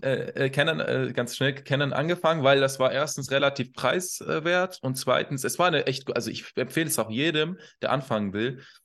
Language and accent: German; Iran; also born or lived in Kassel, Germany; now in Hannover, Germany; Also ich, ich wohne in Hannover. Äh, vorher habe ich in Kassel sehr lange gelebt und ursprünglich, gebürtig, komme ich aus dem Iran